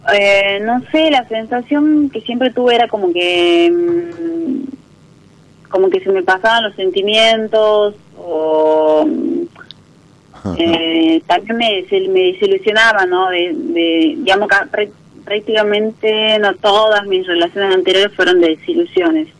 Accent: San Miguel de Tucumán, Tucumán, Argentina; De Tucumán Capital

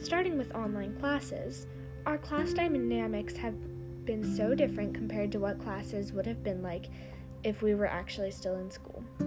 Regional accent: Raleigh, North Carolina, United States; I'm from Raleigh, North Carolina

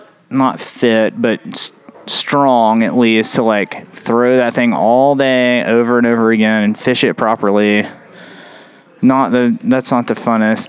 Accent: Bryson City, North Carolina, United States; I like smallmouth fishing a lot because I grew up doing both in Bryson City, yeah.

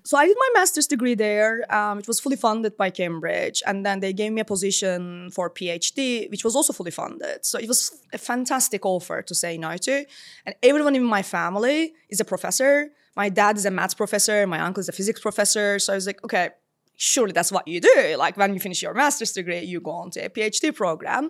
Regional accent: Istanbul, Turkey; moved away as an adult; now in London, United Kingdom; I was born in Istanbul and lived, uh, maybe like half of my life there

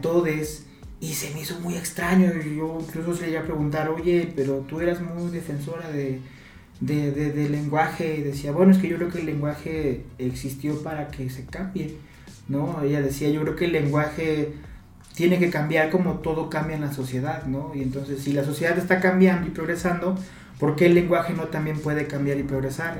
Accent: Mexico City, Mexico; que somos de la Ciudad de México

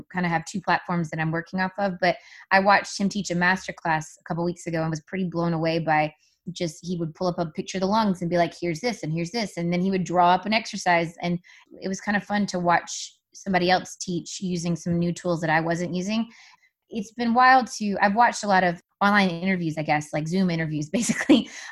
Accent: South Carolina, United States; moved away; I grew up in South Carolina in an area that was pretty low income

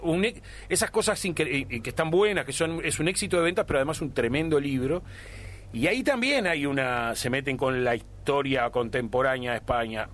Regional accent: Uruguay; como tantos uruguayos

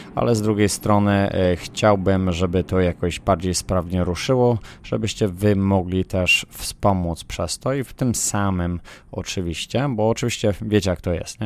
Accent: Poland; na której się wychowałem w, w Polsce

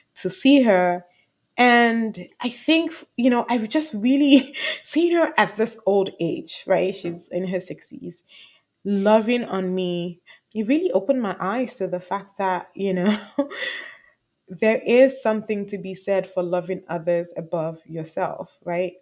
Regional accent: Nigeria; I'm Nigerian.

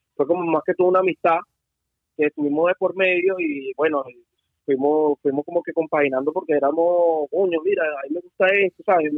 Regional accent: Venezuela; moved away as an adult; now in Miami, United States; un chavo normal que estuvo trabajando en el rap venezolano

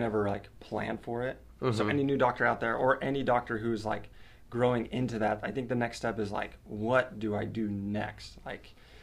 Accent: Denver, Colorado, United States; my hometown of on the southeast side of Denver, Colorado

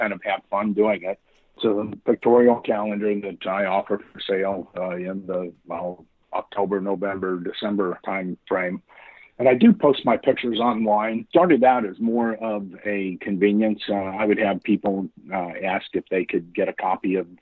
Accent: Colorado, United States; also born or lived in Tennessee / Oregon; now in Kansas City, United States; I grew up in Colorado

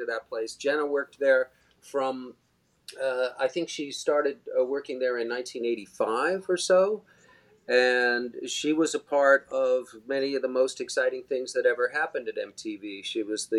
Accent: Arizona, United States; now in Long Island, United States; I grew up, you know, growing up in Arizona

